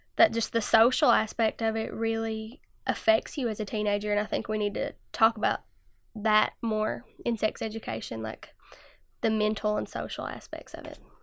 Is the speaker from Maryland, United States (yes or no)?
no; Jenkins, Kentucky, United States; I'm from Jenkins, Kentucky, and I'm sixteen years old